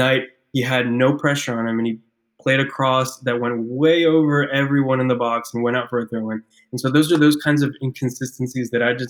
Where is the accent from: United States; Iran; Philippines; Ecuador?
Ecuador; moved away; I'm from South America, I'm from Ecuador